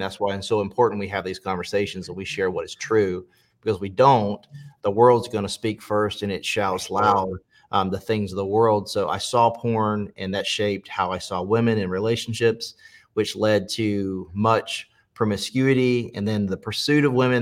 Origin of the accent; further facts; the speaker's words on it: Pageland, South Carolina, United States; also born or lived in Charlotte, North Carolina; I grew up in uh, Pageland, South Carolina, so a really small town on the state line in South Carolina